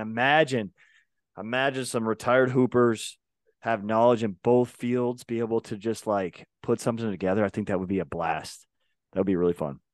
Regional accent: Minnesota, United States; I grew up in Minnesota

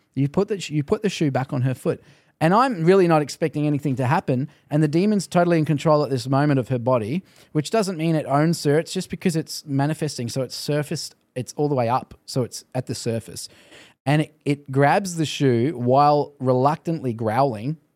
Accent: Australia; moved away; also born or lived in Canada; I think God sent me as an Australian to Canada

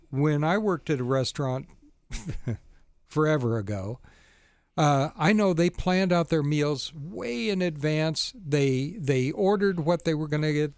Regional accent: the South, United States; moved away; I'm originally from the South

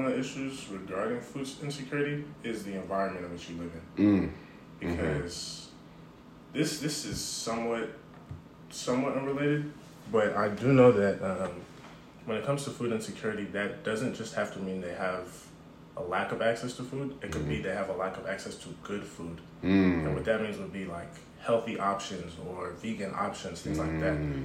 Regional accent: Seattle, Washington, United States; I'm from Seattle

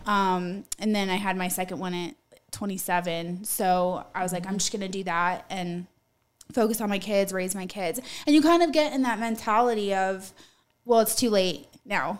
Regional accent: Utah, United States; now in Colorado Springs, United States; I grew up in Utah.

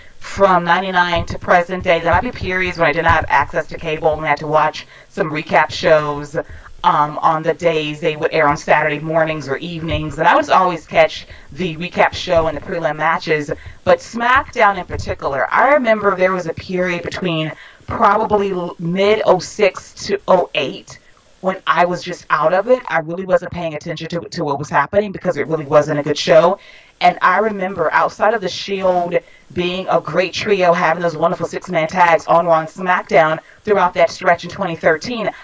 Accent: Atlanta, Georgia, United States; born or raised there

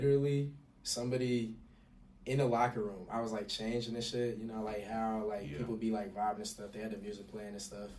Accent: Dallas, Texas, United States; since I'm from Texas, I went to a school, a private school in Dallas, Texas, mostly PWI

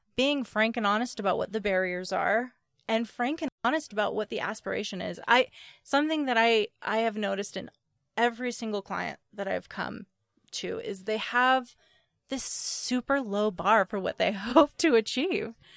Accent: Appalachia, United States; I come from Appalachians. Like, I, I come from people who worked in coal mines

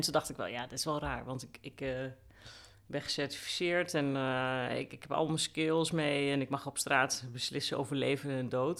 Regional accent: Groenlo, Gelderland, Netherlands; moved away; also born or lived in Den Bosch / Rotterdam / Amsterdam; Ik kom eh, uit Groenlo, dat ligt eh, in de Achterhoek in Gelderland.

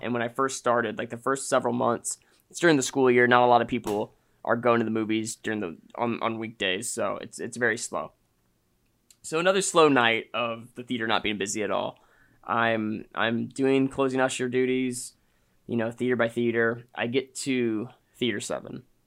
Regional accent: Austin, Texas, United States; I'm back in my hometown where I went to high school

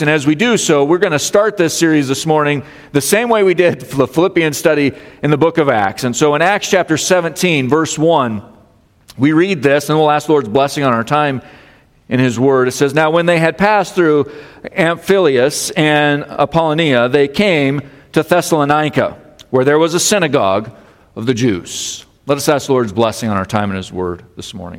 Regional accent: Colorado, United States; now in Michigan, United States; I grew up in Colorado

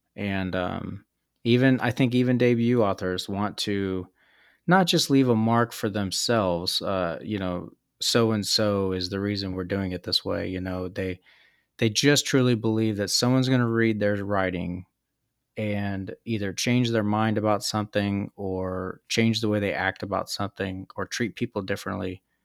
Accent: Kansas, United States; moved away as an adult; also born or lived in San Diego / Japan; growing up in Kansas

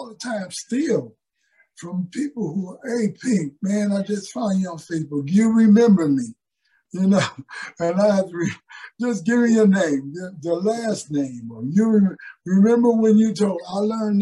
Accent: Pontiac, Michigan, United States; moved away; also born or lived in Philadelphia / New York / California; growing up in Pontiac, Michigan

